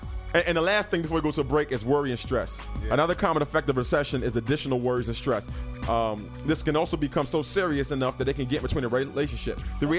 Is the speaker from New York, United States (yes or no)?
yes; New York, United States; moved away; we're from New York